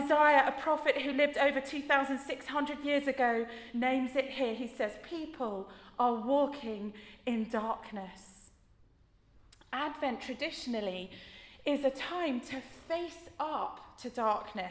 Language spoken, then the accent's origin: English; United Kingdom; we as British people